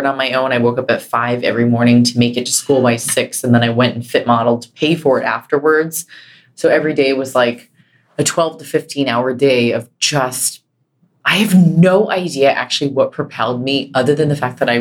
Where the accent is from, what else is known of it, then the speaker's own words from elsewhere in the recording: Carlsbad, California, United States; I grew up in Carlsbad, California